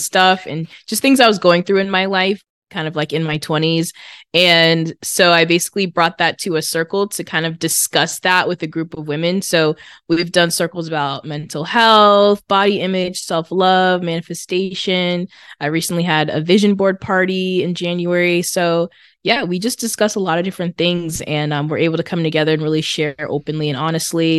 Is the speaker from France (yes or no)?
no; Massachusetts, United States; I'm from Massachusetts